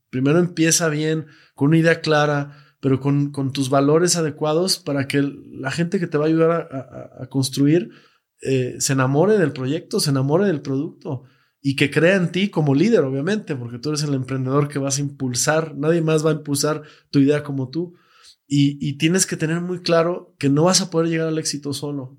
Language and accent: Spanish; Mexico; nos cuesta como mexicanos creer que, podemos